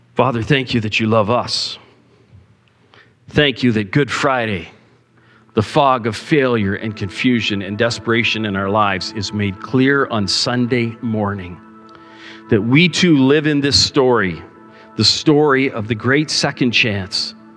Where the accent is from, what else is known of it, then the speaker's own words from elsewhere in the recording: Cambridge, Ontario, Canada; on a busy highway where I grew up in Cambridge